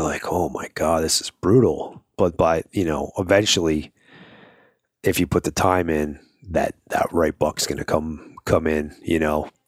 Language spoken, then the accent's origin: English; Long Island, New York, United States; moved away; I'm from New York as well, but I'm from Long Island